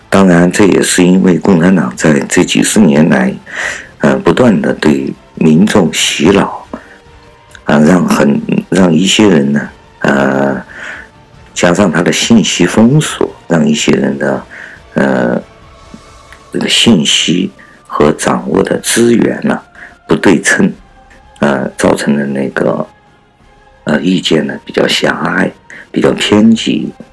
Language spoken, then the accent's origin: Chinese; China; 我们共产党人，我们中国人来难道难道连表达自己的意意志都不行了吗？